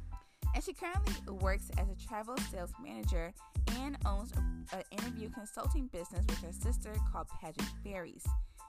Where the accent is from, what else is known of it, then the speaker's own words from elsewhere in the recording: Chicago, Illinois, United States; I'm from Chicago, so Wisconsin's close.